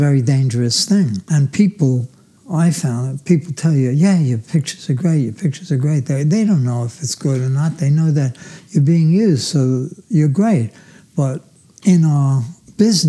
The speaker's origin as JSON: {"language": "English", "town": "New York City", "region": "New York", "country": "United States", "tie": "born or raised there", "said": "I was born in Brooklyn, New York. I was born in Flatbush."}